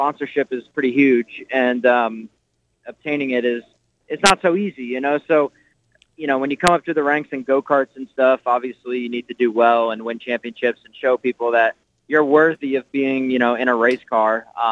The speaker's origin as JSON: {"language": "English", "town": "Nazareth", "region": "Pennsylvania", "country": "United States", "tie": "born or raised there", "said": "I grew up in Nazareth, Pennsylvania"}